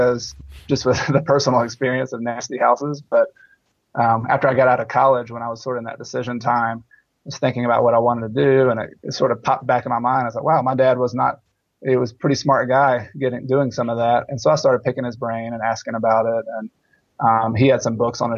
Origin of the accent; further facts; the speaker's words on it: Newnan, Georgia, United States; moved away; also born or lived in Clemson, South Carolina; I grew up in Noonan, Georgia